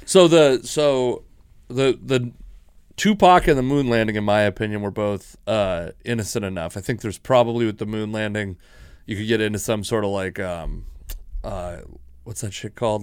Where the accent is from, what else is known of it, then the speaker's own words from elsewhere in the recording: Washington, United States; I'm from Washington